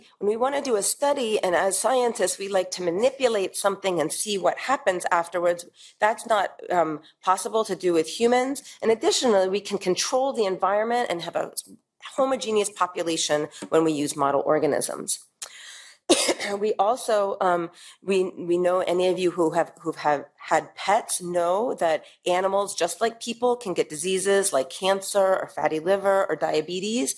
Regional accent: New York, United States; moved away as an adult; now in Middle East; as a New Yorker

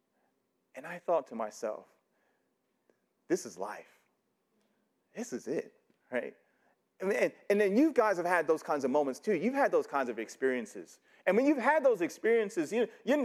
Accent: New York City, New York, United States; I grew up in New York City

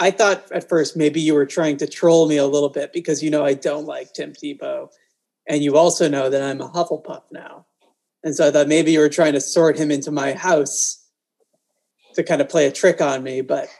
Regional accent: Massachusetts, United States; John Cena is from my hometown, my tiny little town in Massachusetts.

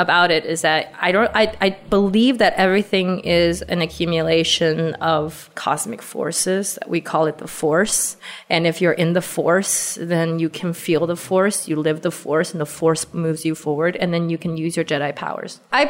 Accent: Beijing, China; accent: Valley Girl; We are from Beijing. You might hear me with a funny Valley Girl accent because I went to school in California briefly.

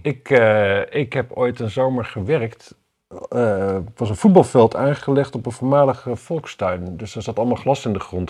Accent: Wapserveen, Drenthe, Netherlands; in Wapserveen bijvoorbeeld, waar ik vandaan kom

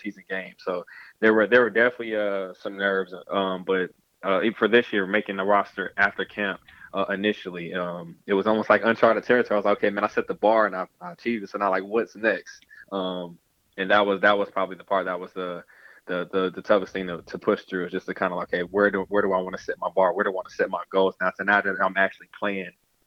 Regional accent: Georgia, United States; moved away as an adult; also born or lived in Massachusetts; I'm from Georgia

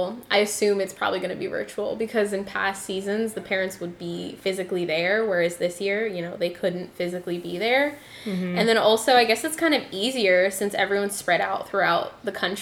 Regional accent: Bay Area, California, United States; born or raised there

